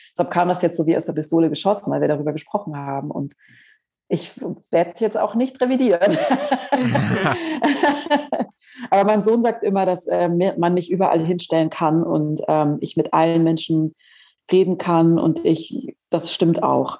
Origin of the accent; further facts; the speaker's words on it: Southern Germany, Germany; Ich komme ja aus Süddeutschland.